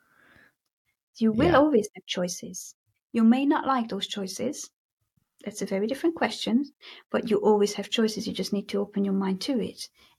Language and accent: English; Hungary; accent: Hungarian; English is a second language; where is that accent from? And then I tell them that, well, originally it is from Hungary, but it is my … accent. And I am very, very proud of it.